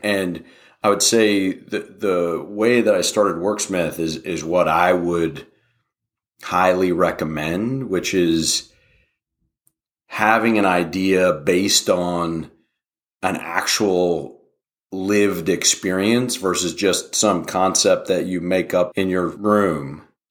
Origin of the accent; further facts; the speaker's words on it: Wheeling, West Virginia, United States; moved away as an adult; also born or lived in Pittsburgh / Philadelphia; now in Austin, United States; We grew up in Wheeling, West Virginia